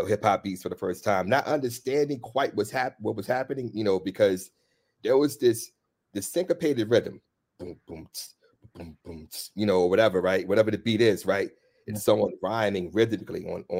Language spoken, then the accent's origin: English; Washington, District of Columbia, United States; I'm from DC